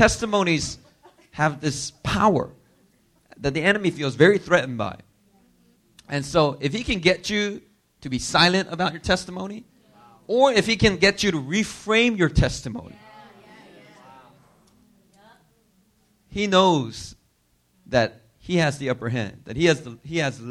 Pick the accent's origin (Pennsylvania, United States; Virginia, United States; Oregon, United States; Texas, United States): Pennsylvania, United States; Philadelphia; moved away as an adult; also born or lived in New York; now in Korea; I grew up in inner city Philadelphia.